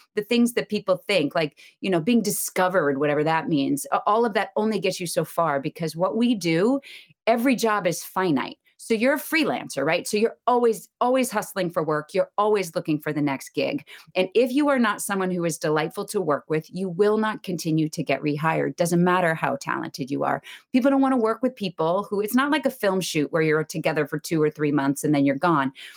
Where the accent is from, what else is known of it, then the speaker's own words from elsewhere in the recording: outside of Boston, Massachusetts, United States; I grew up outside of Boston